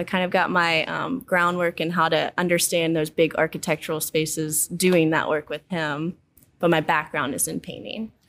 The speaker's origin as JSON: {"language": "English", "town": "Baton Rouge", "region": "Louisiana", "country": "United States", "tie": "born or raised there", "said": "I'm born and raised in Baton Rouge"}